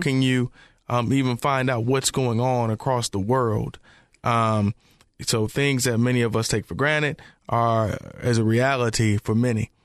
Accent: Memphis, Tennessee, United States; now in Charlotte, United States; growing up in Memphis, too

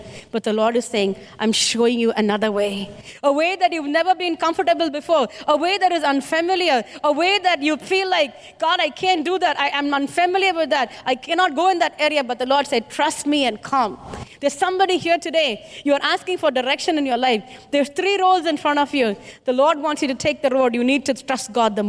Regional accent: India; I'm an Indian

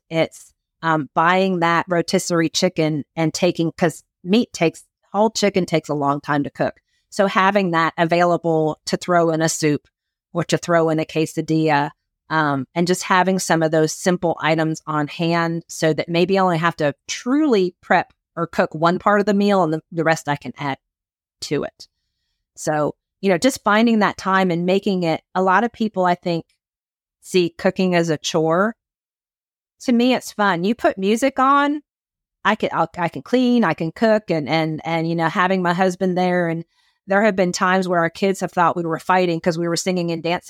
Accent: Philadelphia, Pennsylvania, United States; I'm from Philadelphia, so I'm an Eagles fan.

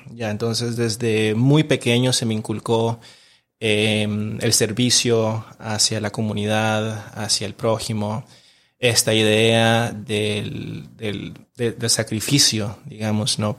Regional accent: Managua, Nicaragua; yo nací y crecí en un, en un barrio de clase media baja en, Managua

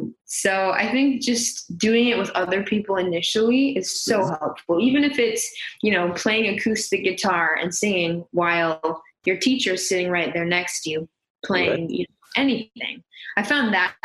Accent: San Jose, California, United States; also born or lived in Saratoga; I'm from San Jose

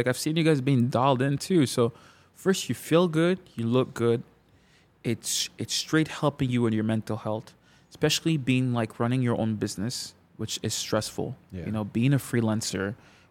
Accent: Canada; from my perspective of like a Congolese kids growing up in Canada

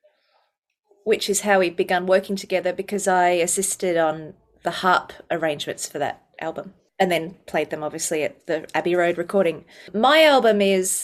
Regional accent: Melbourne, Victoria, Australia; moved away as an adult; also born or lived in Ballarat, Australia; now in United Kingdom; I'm originally from Melbourne, Australia.

